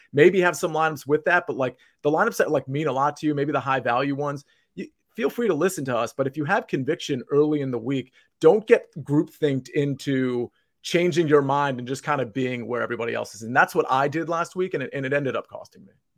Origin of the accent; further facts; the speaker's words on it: Northern Virginia, United States; I grew up in Northern Virginia, which is basically the town adjacent to Potomac, Maryland